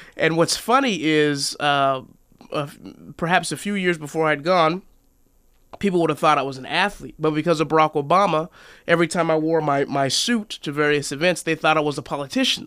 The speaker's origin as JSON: {"language": "English", "town": "Seattle", "region": "Washington", "country": "United States", "tie": "born or raised there", "also_born_or_lived": "Oregon", "moved": "as an adult", "said": "I was born and raised in Seattle, Washington"}